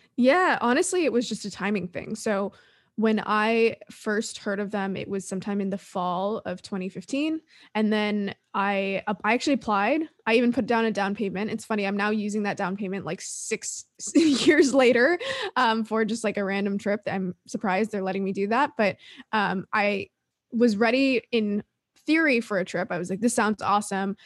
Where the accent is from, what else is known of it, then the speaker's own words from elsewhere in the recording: Toronto, Ontario, Canada; also born or lived in Sweden; now in San Diego, United States; I'm Canadian. I'm from Toronto